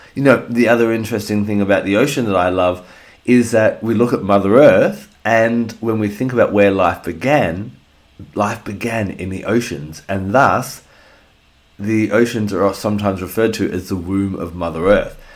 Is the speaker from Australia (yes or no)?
yes; Australia; here in Australia, my home country